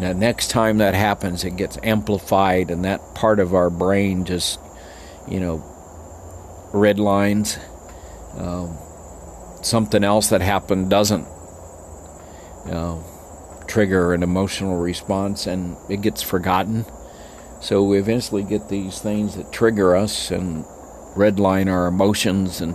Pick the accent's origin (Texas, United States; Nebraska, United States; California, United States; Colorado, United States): Texas, United States; El Paso; There were 70% Mexicans when I grew up, and there's 80% now